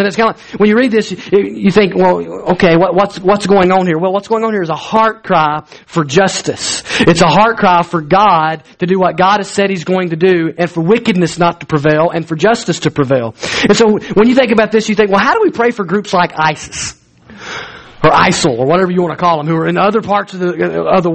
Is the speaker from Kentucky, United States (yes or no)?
no; Alabama, United States; I'm from Alabama